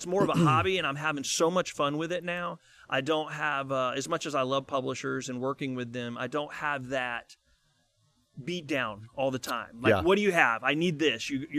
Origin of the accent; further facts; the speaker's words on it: Palmetto, Florida, United States; now in Nashville, United States; I moved to Nashville from Florida, Palmetto, Florida, and I lived in my car and all that, like everybody else, and just started working in the industry.